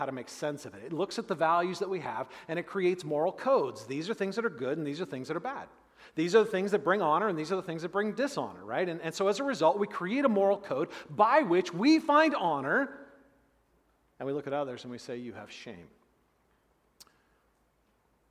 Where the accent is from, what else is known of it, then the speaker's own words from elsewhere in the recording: United States; us as modern American Christians